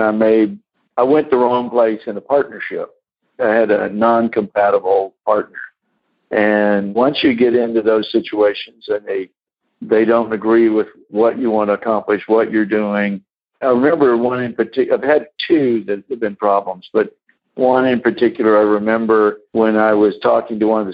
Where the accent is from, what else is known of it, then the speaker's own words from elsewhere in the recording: Corpus Christi, Texas, United States; I grew up in Corpus Christi